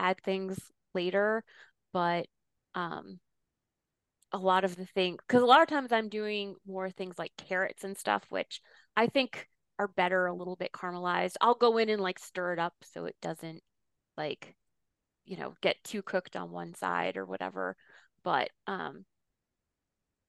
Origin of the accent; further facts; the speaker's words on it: Rhode Island, United States; I grew up in Rhode Island